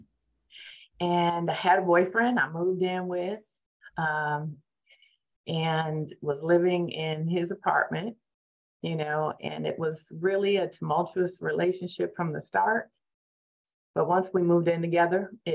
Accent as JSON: {"language": "English", "town": "Scranton", "region": "Pennsylvania", "country": "United States", "tie": "born or raised there", "also_born_or_lived": "Maryland / Virginia", "moved": "yes", "lives_now": "Washington, D.C. area, United States", "said": "I'm from Scranton, Pennsylvania, born and raised there"}